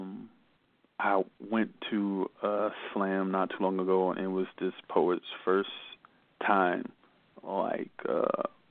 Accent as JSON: {"language": "English", "country": "United States", "first_language": "English", "moved": "yes", "lives_now": "Germany", "said": "I'm usually the only American, and I'm the only English-spoken poet"}